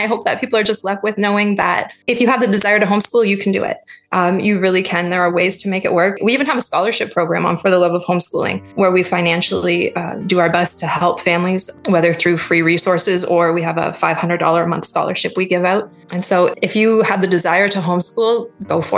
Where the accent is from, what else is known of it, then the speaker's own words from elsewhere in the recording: Toronto, Ontario, Canada; I grew up in Toronto